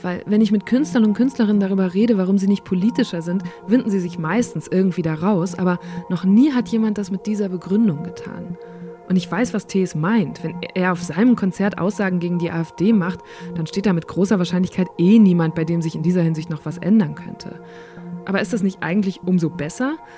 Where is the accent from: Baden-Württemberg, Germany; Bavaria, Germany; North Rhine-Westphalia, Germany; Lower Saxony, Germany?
North Rhine-Westphalia, Germany; Borken; moved away; ich komme aus Borken ursprünglich